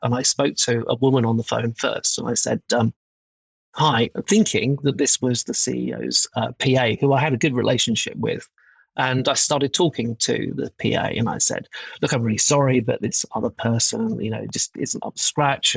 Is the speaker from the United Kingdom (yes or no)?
yes; United Kingdom; as a Brit